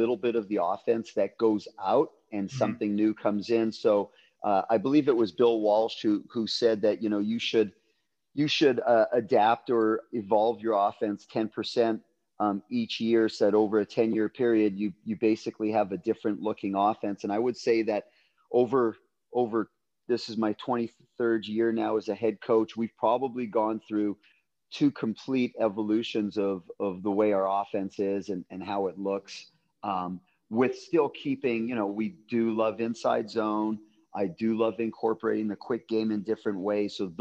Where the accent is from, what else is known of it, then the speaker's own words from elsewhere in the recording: Canada; moved away as an adult; also born or lived in Winnipeg, Manitoba; now in California, United States; I grew up in Canada.